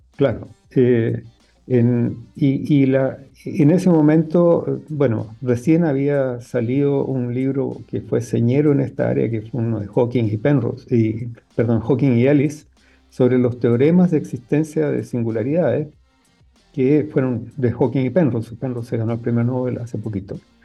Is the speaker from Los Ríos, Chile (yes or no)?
no; Arica, Arica y Parinacota, Chile; cuando yo crecí en Arica